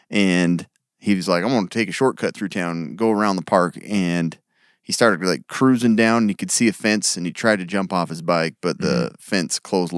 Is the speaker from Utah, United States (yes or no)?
yes; Bear River City, Utah, United States; I wanted to go over one in my hometown.